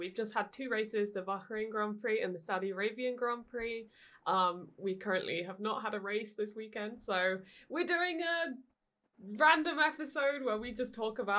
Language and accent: English; United Kingdom; Being British, it's my home track.